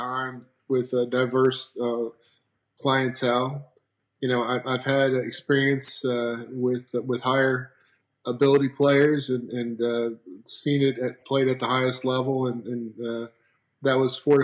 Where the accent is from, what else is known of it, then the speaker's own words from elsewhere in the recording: just outside of Philadelphia, Pennsylvania, United States; moved away; also born or lived in Rochester, New York / South Carolina; probably the middle to late 70s in Pennsylvania, just outside of Philadelphia